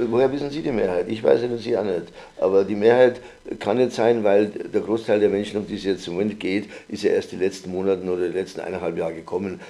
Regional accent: Bavaria, Germany; moved away; ich stamme aus Bayern, da spricht man die Dinge sehr deutlich

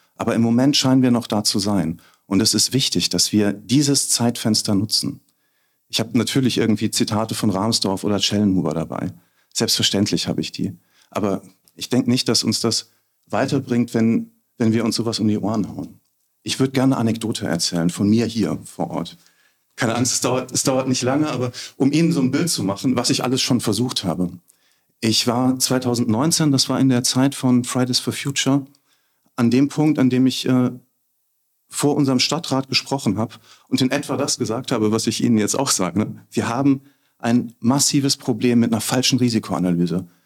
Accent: Bad Kreuznach, Rhineland-Palatinate, Germany; hier, wo ich geboren bin, aufgewachsen bin, lebe, alt werden will.

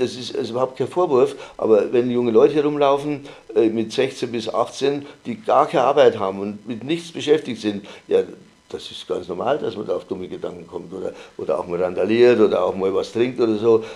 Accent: Bavaria, Germany; moved away; ich stamme aus Bayern, da spricht man die Dinge sehr deutlich

